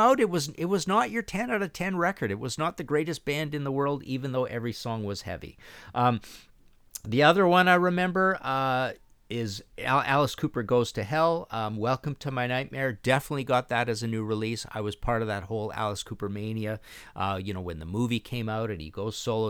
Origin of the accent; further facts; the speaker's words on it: Canada; being Canadian, being next to the States, being thirteen, being kids